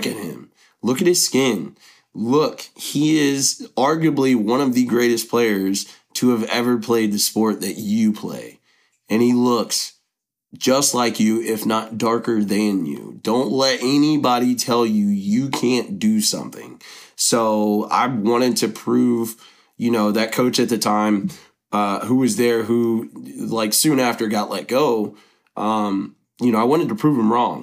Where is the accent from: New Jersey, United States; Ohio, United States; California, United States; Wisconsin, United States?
Ohio, United States; Middletown; I was born and raised in Middletown, Ohio